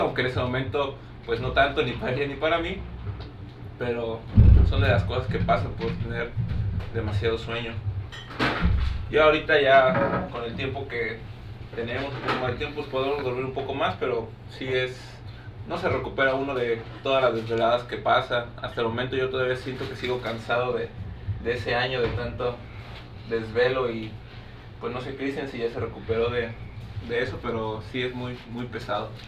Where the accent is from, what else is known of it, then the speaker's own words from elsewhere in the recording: Guanajuato, Mexico; moved away as an adult; also born or lived in Chiapas; yo soy de Guanajuato